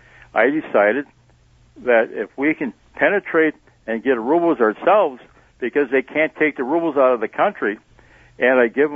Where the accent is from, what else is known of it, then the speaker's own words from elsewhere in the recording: Sheboygan, Wisconsin, United States; You have to understand, I grew up in Sheboygan. The only big thing in Sheboygan was baseball every day with the kids in the playground and going to a movie.